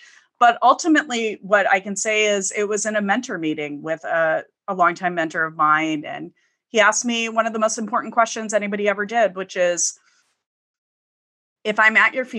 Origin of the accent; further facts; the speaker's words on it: Midwest, United States; Growing up in the Midwest, that wasn't a super common path that I saw people trudge through.